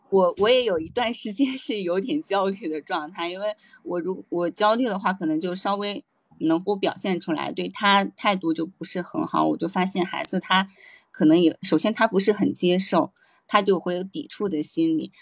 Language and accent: Chinese; Hebei, China; now in Shanghai, China; 我现在坐标上海，但是我是一个土生土长的，嗯，北方人，不是河北人。